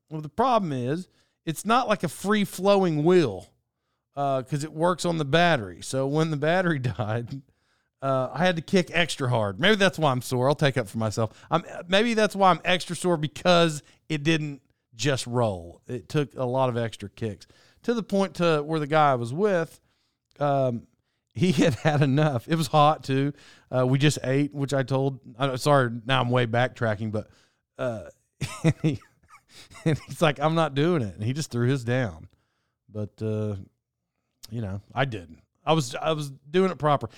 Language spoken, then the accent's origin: English; Oklahoma, United States; I grew up in Oklahoma.